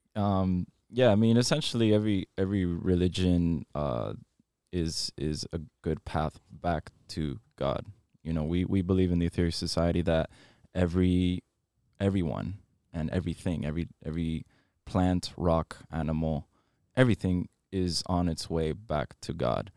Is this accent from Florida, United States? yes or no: yes; Miami, Florida, United States; I was born and raised here in Miami, um, so I'm a local